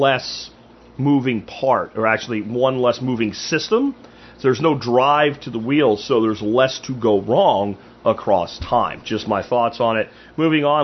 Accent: Pennsylvania, United States; moved away; where I grew up in Pennsylvania

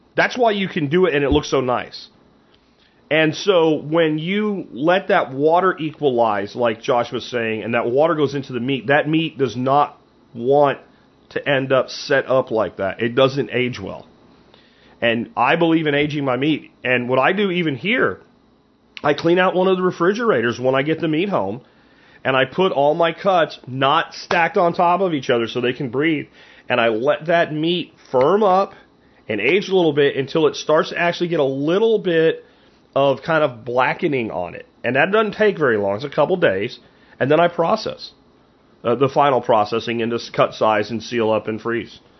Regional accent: Pennsylvania, United States; moved away; when I grew up in Pennsylvania

